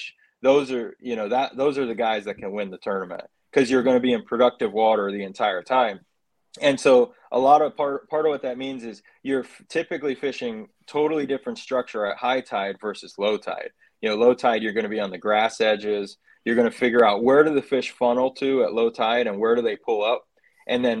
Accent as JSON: {"language": "English", "area": "St. Johns River", "region": "Florida", "country": "United States", "tie": "born or raised there", "said": "growing up on the St. John's"}